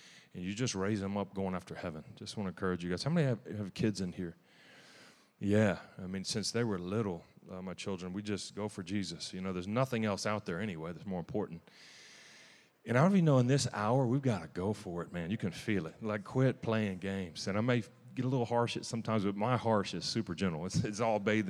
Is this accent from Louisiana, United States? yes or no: yes; Louisiana, United States; I'm from Louisiana